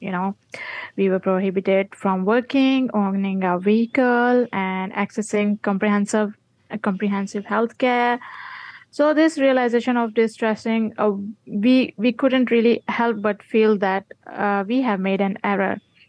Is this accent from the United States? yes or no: no; Pakistan; now in Malaysia; volunteer community health worker at HCI, I'm from Pakistan.